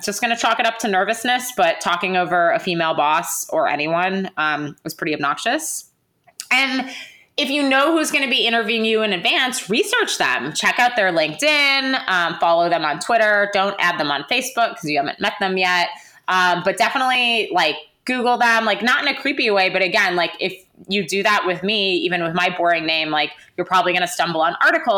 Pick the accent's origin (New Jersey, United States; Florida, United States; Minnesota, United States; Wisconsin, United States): Wisconsin, United States; Milwaukee; I'm from Milwaukee.